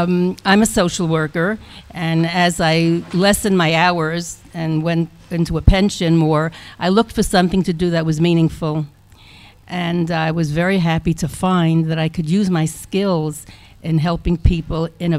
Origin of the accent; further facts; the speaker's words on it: Brooklyn, New York, United States; now in Israel; Brooklyn, New York.